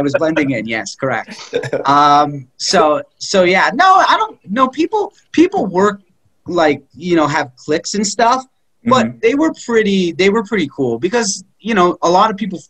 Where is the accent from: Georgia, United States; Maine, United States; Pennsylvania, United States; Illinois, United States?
Pennsylvania, United States; Philadelphia; Oh, where are you from? Philly.